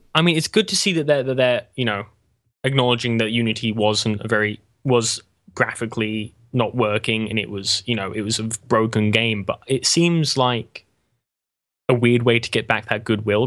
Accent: England, United Kingdom; I'm English

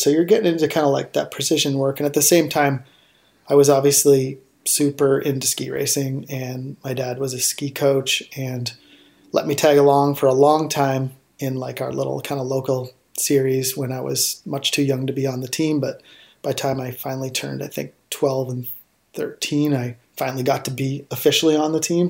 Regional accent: outside of Toronto, Ontario, Canada; I grew up outside of Toronto, Ontario, and up in Canada.

